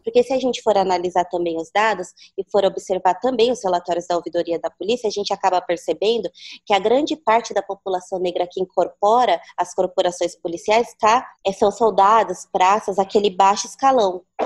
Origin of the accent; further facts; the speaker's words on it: São Paulo, Brazil; E eu fui criada na Coab 1, que é a zona leste de São Paulo, a primeira Coab construída.